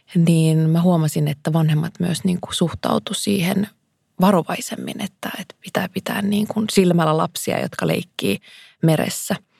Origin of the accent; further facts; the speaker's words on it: Kuusamo, North Ostrobothnia, Finland; Mä oon kasvanut Kuusamossa, Järvi-Suomessa